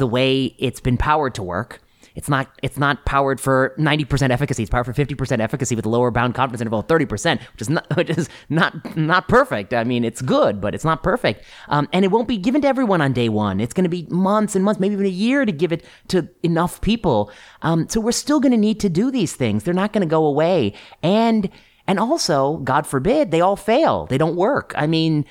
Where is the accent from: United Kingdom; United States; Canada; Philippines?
United States; Ohio and Indiana, Midwest; also born or lived in Portland; now in San Francisco, United States; I grew up in Ohio and Indiana